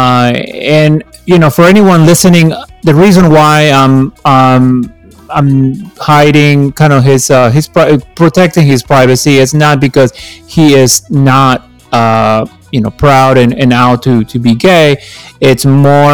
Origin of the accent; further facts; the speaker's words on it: Peru; now in Washington, D.C., United States; I was born in Peru and I've lived in this area for the last 35 years